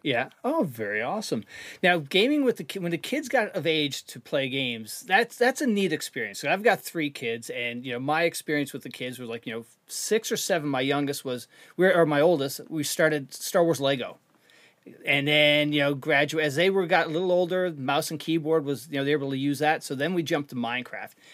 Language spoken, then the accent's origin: English; Canada; moved away; I'm from Canada originally